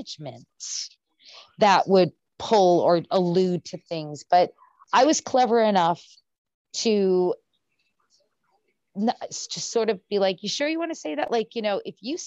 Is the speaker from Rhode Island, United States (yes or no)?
yes; Rhode Island, United States; moved away; I grew up in Rhode Island